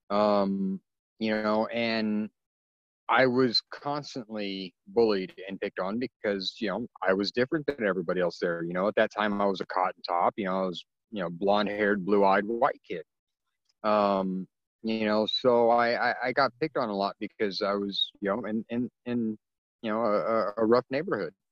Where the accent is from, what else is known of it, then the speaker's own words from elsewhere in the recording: California, United States; born there; you know, in 1977, when I was born, um, you know, I'm I'm half Filipino, um, and my biological father's race on my birth certificate is listed as yellow number six um, because California back in the you know in the, the mid 70s